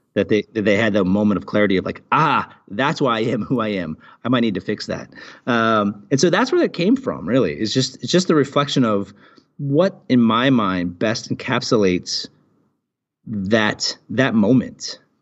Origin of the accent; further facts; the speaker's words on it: Portland, Oregon, United States; now in United Arab Emirates; I was born and raised in Portland, Oregon